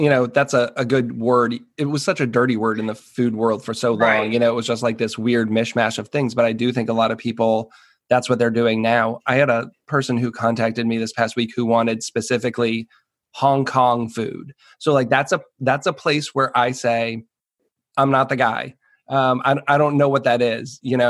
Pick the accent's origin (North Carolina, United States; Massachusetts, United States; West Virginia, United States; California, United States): Massachusetts, United States; New England; now in Washington, D.C. area, United States; I'm a white guy. I grew up in New England. You know, my ethnic heritage is mostly English